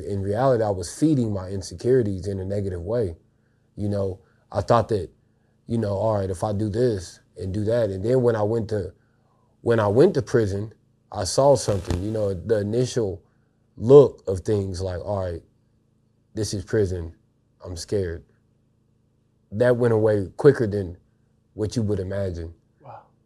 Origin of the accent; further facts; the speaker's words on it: Marshall, Missouri, United States; I was raised in a town called Marshall, Missouri